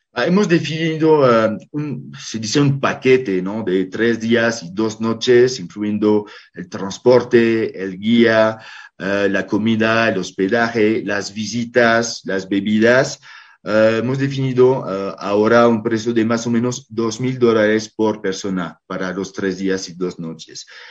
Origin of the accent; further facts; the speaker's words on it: France; now in Bolivia; yo que soy francés con nacionalidad boliviana